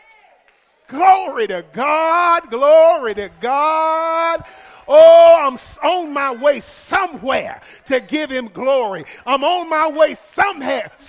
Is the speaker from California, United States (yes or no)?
no; Alabama, United States; I'm from Alabama